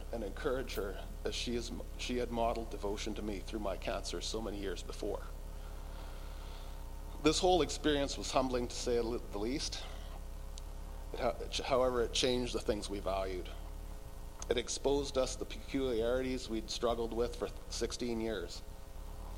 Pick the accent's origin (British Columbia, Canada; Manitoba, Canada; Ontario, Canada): British Columbia, Canada; North Vancouver; moved away as an adult; also born or lived in Kootenays / Balfour; now in Slocan Valley, Canada; we moved to our from our hometown of North Vancouver to the Kootenays